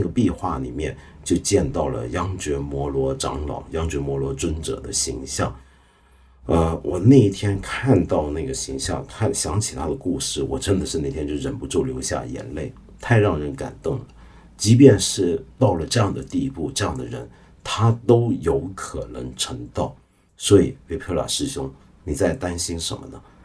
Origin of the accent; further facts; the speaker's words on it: China; 我们中国人